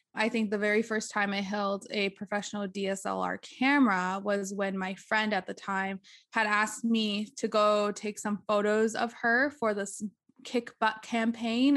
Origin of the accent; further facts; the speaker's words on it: Behchokǫ̀, Northwest Territories, Canada; moved away as an adult; now in Yellowknife, Canada; I am from Bashako, and I've lived in Bashako and grew up in Bashako a good chunk of my life